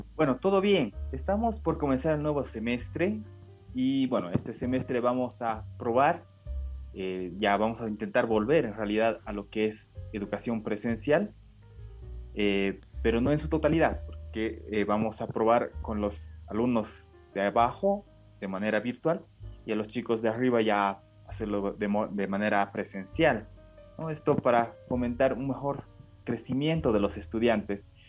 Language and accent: Spanish; Bolivia; first language Japanese; Spanish is a second language; yo nací acá en Bolivia, ¿no? Eh, ambos, eh, mi, padre y mi madre son japoneses. Y lo que pasa es que yo aprendí, creo, antes el japonés que el castellano